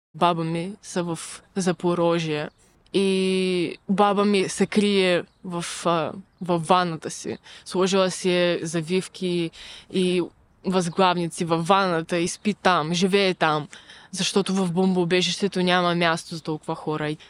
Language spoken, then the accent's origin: Bulgarian; Ukraine; now in Bulgaria; аз съм украинка